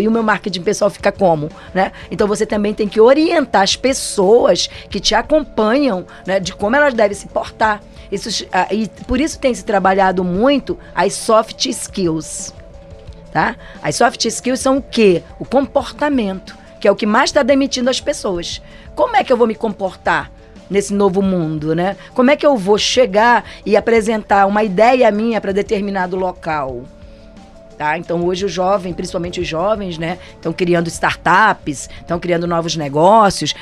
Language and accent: Portuguese; Brazil; sou brasileira